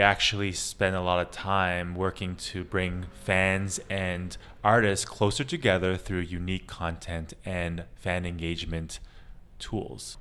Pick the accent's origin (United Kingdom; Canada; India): Canada; moved away as an adult; also born or lived in Asia; I'm actually Canadian Chinese, uh, and I've actually been in Asia for the last 15 years